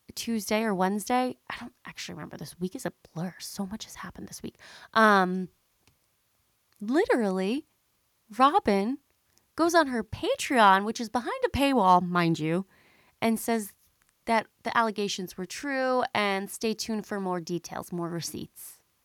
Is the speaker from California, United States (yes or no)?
no; Long Island, New York, United States; also born or lived in Boston / Manhattan; I am a Long Island girly, okay? I grew up on Long Island